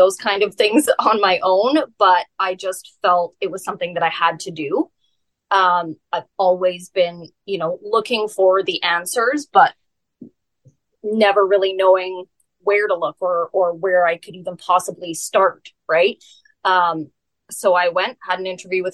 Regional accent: Alberta, Canada; moved away as an adult; now in British Columbia, Canada; I was born and raised in Alberta until I was 18, and then I moved out to BC.

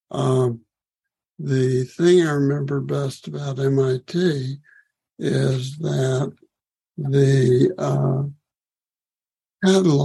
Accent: Washington, District of Columbia, United States; I grew up in Washington, D.C.

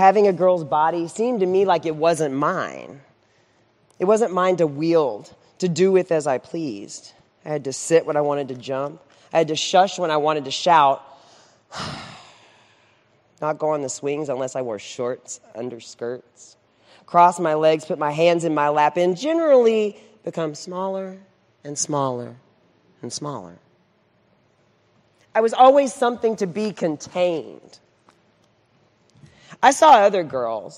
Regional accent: Central Texas, United States; I was raised in Central Texas

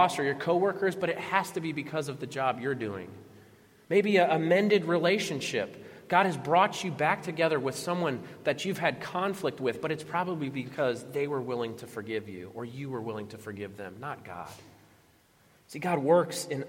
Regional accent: Florida, United States; growing up in Florida.

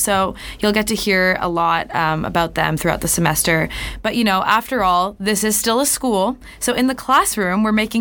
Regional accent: Canada; moved away as an adult; now in Boston, United States; I'm an international student. I'm from Canada

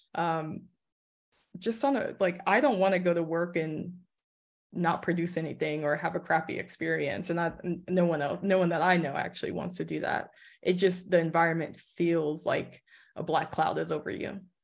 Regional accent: Los Angeles, California, United States; I live in the Valley of L A. So it's really calm, really chill area, but also not, like, about twenty minutes away from, like, downtown in Hollywood. So it's not far from all the action, but that's where I grew up, and I'm back here.

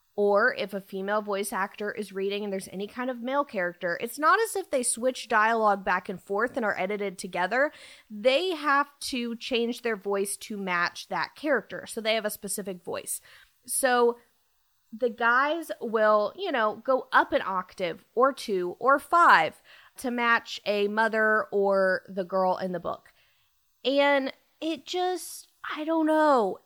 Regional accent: Dallas, Texas, United States; I am from Dallas

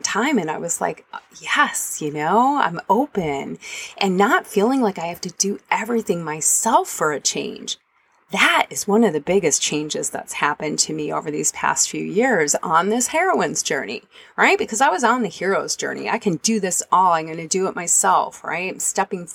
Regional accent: Michigan, United States; moved away; I ended up in my home state

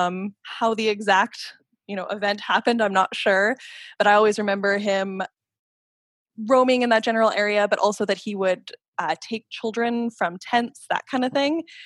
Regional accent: Calgary, Alberta, Canada; now in Ottawa, Canada; I grew up in Calgary, Alberta. I'm currently living in Ottawa, Ontario

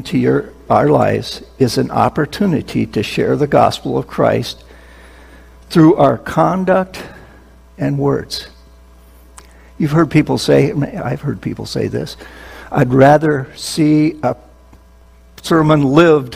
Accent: Minnesota, United States; now in New Jersey, United States; I was born and raised in Minnesota

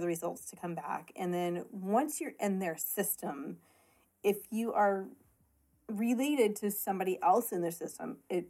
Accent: Columbia, Illinois, United States

